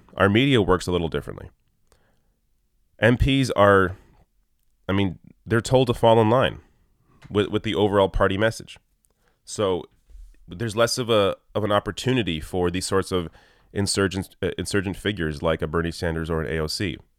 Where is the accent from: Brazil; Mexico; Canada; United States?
Canada; bring in my perspective as a Canadian to that conversation and inform Americans about that.